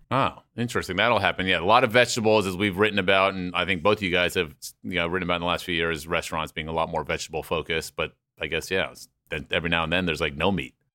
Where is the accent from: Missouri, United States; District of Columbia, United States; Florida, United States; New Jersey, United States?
District of Columbia, United States; Washington; I grew up with Popeyes in Washington D.C.